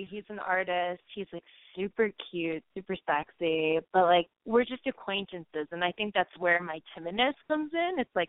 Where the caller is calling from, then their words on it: Denver, Colorado, United States; I am calling from Denver, Colorado